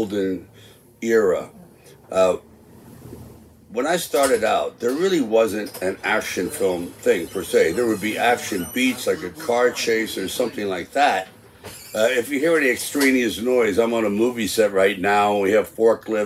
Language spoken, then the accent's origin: English; New York City, New York, United States; moved away; I grew up in Hell's Kitchen, New York, and so I never really left Manhattan